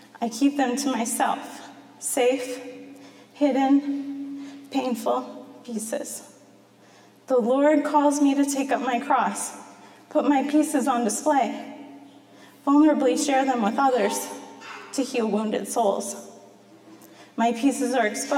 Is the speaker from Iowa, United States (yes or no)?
yes; Masonville, Iowa, United States; now in Marion, United States; I grew up in Masonville in the country